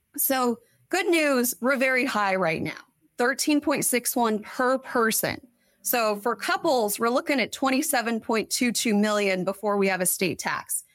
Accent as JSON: {"language": "English", "town": "Kansas City", "country": "United States", "tie": "born or raised there", "also_born_or_lived": "Washington, D.C.", "moved": "as an adult", "lives_now": "Sacramento, United States", "said": "born and raised in Kansas City"}